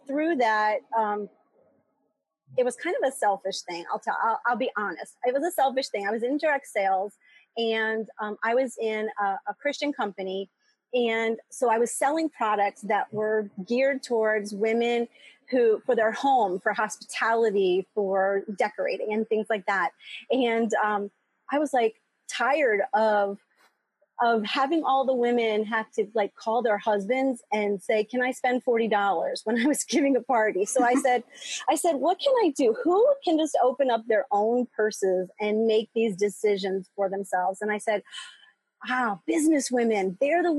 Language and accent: English; outside of Philadelphia, Pennsylvania, United States; moved away as an adult; also born or lived in Boston / South America / Chicago; now in Metro Detroit, United States; I grew up outside of Philadelphia and went to school in Boston